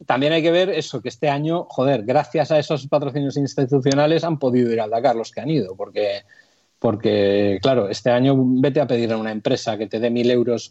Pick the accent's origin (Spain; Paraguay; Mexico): Spain; Santoña, Cantabria; el ayuntamiento de Santoña, de mi pueblo